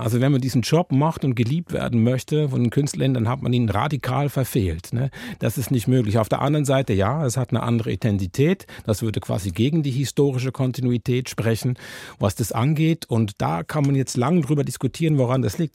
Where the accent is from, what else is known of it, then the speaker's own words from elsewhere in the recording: Switzerland; now in Germany; warum ich überhaupt nach Deutschland gezogen bin als äh, Schweizer